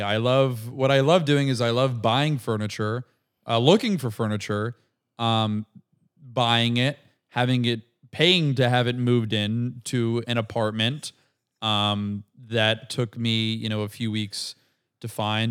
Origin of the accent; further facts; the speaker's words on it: Brandon, Florida, United States; moved away; also born or lived in Tampa, Florida; I'm from Brandon, Florida